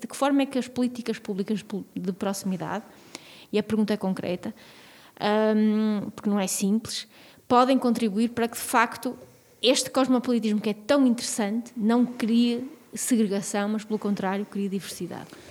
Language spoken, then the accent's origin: Portuguese; Porto, Norte, Portugal; eu cresci no Porto